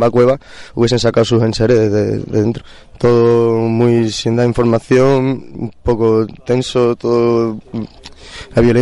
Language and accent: Spanish; Seville, Andalusia, Spain; now in San Miguel Alto, Spain; vengo de Sevilla llevo tres meses viviendo en las cuevas de San Miguel Alto.